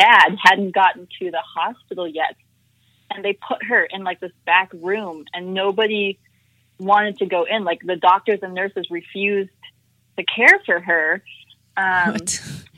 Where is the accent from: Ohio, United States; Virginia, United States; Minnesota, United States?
Minnesota, United States; also born or lived in South Carolina, United States; now in Austin, United States; I was born in South Carolina. I grew up in Minnesota though, which is like Swedish, Scandinavian territory